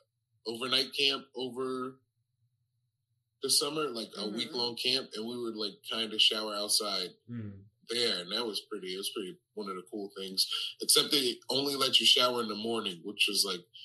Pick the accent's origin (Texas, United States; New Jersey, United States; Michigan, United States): Michigan, United States; Detroit; In Detroit, Michigan.